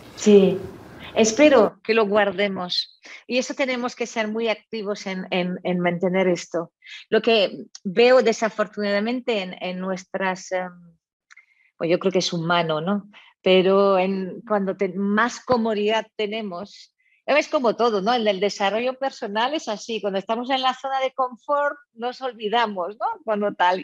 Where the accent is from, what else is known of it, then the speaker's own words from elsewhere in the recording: France; moved away; soy francesa de, origen